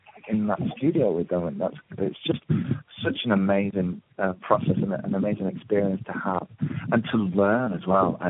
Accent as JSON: {"language": "English", "region": "the north of England", "country": "United Kingdom", "moved": "yes", "said": "I came from the North"}